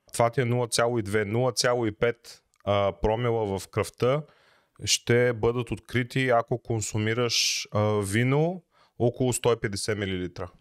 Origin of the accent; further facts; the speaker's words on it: Bulgaria; ние сме си българи, обичаме си ракийката